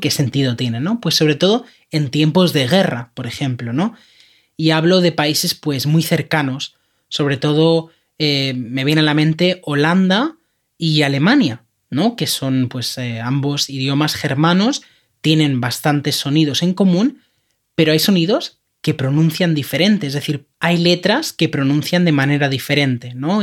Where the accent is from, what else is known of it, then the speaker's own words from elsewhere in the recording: Catalonia, Spain; accent: Catalan (final T in dificultad); first language Spanish; esto es algo que decimos en Cataluña que se dice así